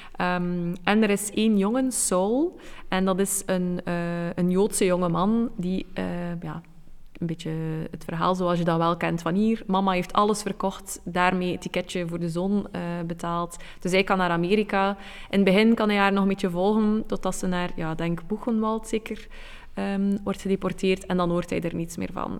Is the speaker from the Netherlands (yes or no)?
no; Belgium